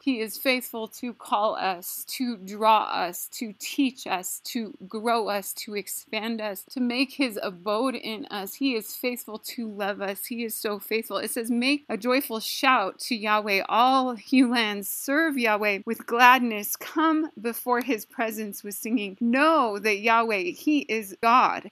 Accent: Taos, New Mexico, United States; my hometown in New Mexico, Taos

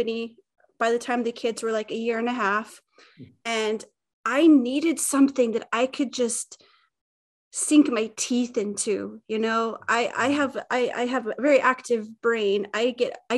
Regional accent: Utah, United States; now in Gotland, Sweden; I'm from Utah originally, and I live in Sweden, and a little island called Gotland.

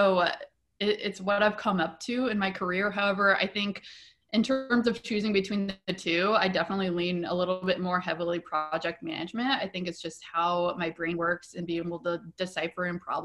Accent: Nebraska, United States; moved away as an adult; also born or lived in Denver, Colorado; now in Portland, United States; I was born and raised in Nebraska

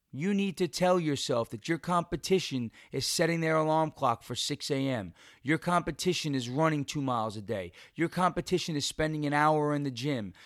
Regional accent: New York, United States; in New York, in, uh, in my home state

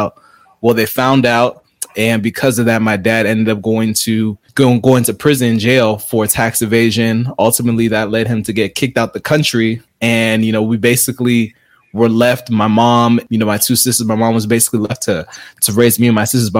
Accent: South Florida, United States; I'm originally from South Florida. So my parents are from Haiti, so I'm of Haitian descent

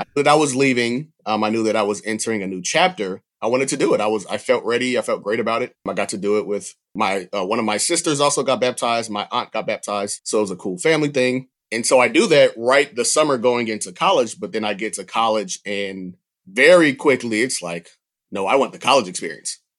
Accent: Atlanta, Georgia, United States; moved away; I grew up near the Atlanta field office

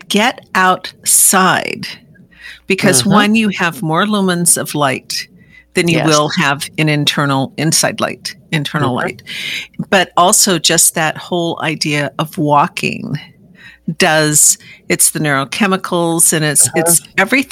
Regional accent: Seattle, Washington, United States; I'm from the Seattle area.

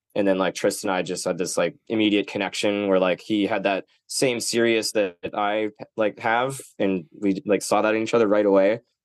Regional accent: Nanaimo, British Columbia, Canada; moved away; also born or lived in Vancouver; I'm from Nanaimo, which is kind of like where the boat lands

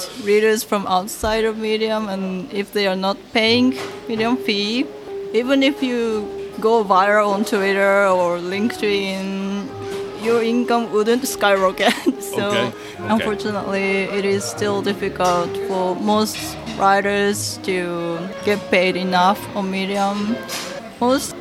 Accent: Japan; first language Japanese; English is a second language; Japanese is my mother tongue

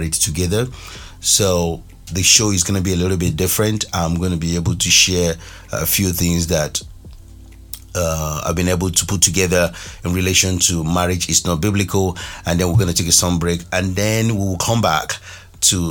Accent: Nigeria; moved away; my home country Nigeria

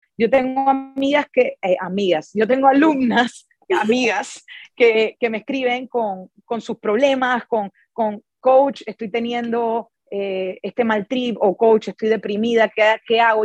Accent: Panama; a mí que soy de Panamá

